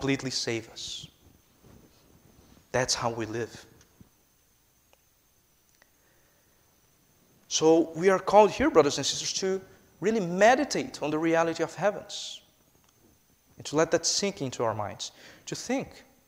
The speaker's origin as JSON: {"language": "English", "country": "Brazil", "second_language": "English", "moved": "yes", "said": "I am a Brazilian citizen, if you haven't picked up by my accent yet"}